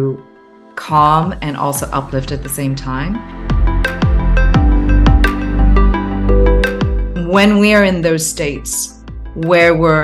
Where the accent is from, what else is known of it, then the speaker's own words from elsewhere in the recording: Hong Kong; growing up in Hong Kong, Chinese family, certain expectations, a much more conservative culture